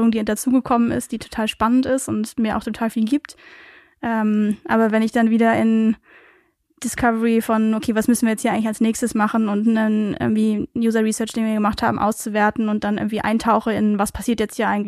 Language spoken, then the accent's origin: German; Aachen, North Rhine-Westphalia, Germany; also born or lived in Belgium; Es ist zwar, sagen wir, 15 Minuten von Aachen entfernt, aber tatsächlich geboren bin ich in Belgien.